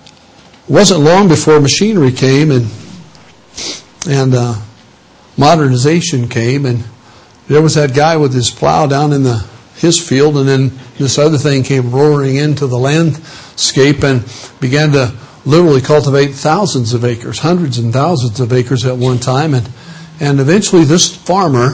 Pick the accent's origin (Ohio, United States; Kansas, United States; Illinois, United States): Illinois, United States; I come from Illinois, land of Lincoln, and was born in a hospital, but raised on a farm.